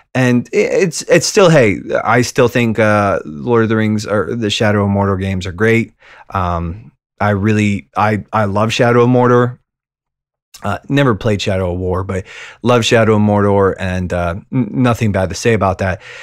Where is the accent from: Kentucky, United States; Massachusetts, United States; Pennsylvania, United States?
Pennsylvania, United States; Western; middle-aged mailman from Western Pennsylvania